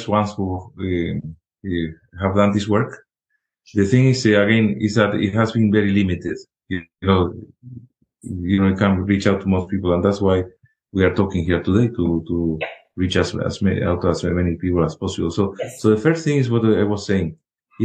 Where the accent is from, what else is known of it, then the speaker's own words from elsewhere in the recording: Spain; moved away; when I was in medical school in Spain, I'm originally from Spain